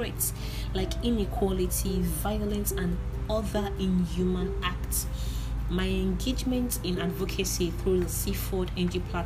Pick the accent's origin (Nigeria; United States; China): Nigeria; That's an Igbo way of introducing myself to you. I am a Nigerian youth